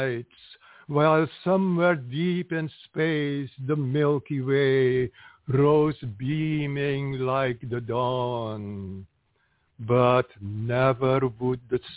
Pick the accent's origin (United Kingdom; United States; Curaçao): Curaçao; English is a second language; moved away; also born or lived in Trinidad; I was born in Curacao, which is nearby